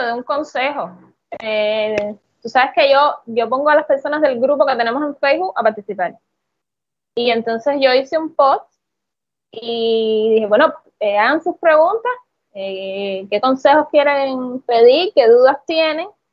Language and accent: Spanish; Cuba; como buen cubano